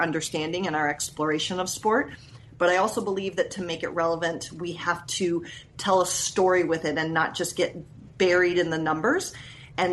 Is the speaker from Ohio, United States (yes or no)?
yes; Columbus, Ohio, United States; now in Seattle, United States; I had moved back to my hometown at the time, which was Columbus, Ohio